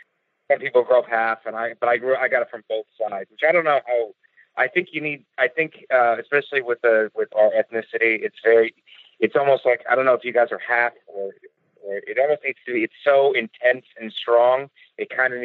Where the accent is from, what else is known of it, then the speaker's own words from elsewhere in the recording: Youngstown, Ohio, United States; moved away; also born or lived in Boca Raton, Florida; I was born in Youngstown, Ohio, which is a steel town. It was a steel town, anyway.